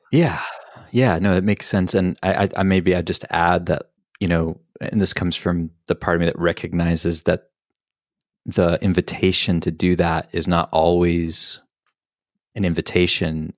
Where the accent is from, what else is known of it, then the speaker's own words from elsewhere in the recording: the Southern Baptist South, United States; moved away; also born or lived in Boulder, Colorado; Palestinian, growing up in the Southern Baptist South